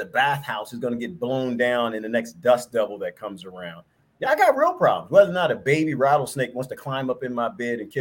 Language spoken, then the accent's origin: English; East Coast, United States; I'm from the East Coast